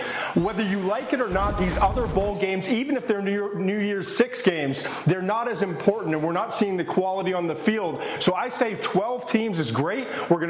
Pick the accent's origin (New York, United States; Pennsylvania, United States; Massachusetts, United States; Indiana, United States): Massachusetts, United States; Swampscott; I grew up in Swampscott, Massachusetts, 9 miles away from Everett, where Brian Kelly grew up.